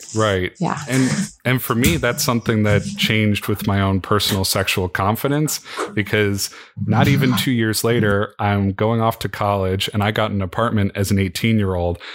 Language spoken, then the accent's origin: English; Midwest, United States; growing up in the Midwest